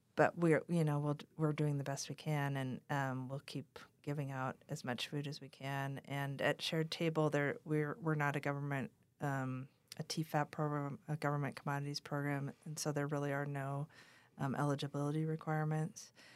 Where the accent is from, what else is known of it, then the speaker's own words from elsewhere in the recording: Wahpeton, North Dakota, United States; also born or lived in Dripping Springs, Texas; now in Taos, United States; I grew up in Wapaden, North Dakota